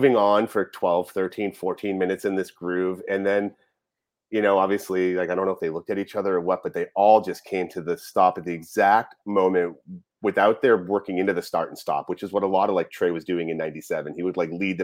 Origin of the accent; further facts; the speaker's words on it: New England, United States; now in Portland, United States; me growing up in New England